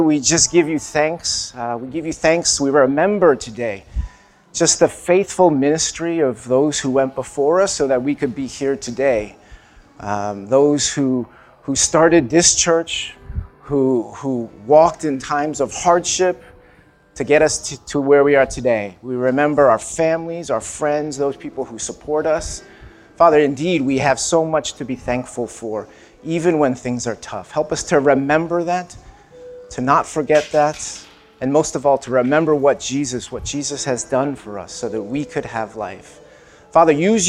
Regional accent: New York City, New York, United States; also born or lived in East Asia; I was born in Brooklyn

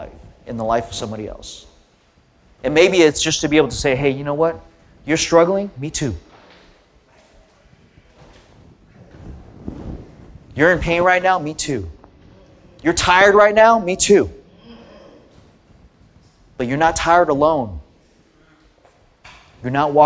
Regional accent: Southern California, United States; I grew up in Southern California. My parents were immigrants from Korea

